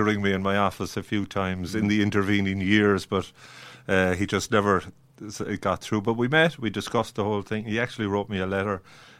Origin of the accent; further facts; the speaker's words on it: Ireland; we're as Irish as the rest of them.